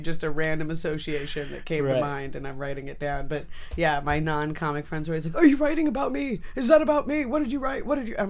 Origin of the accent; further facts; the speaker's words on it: Canada; Well, yeah, I'm Canadian, technically.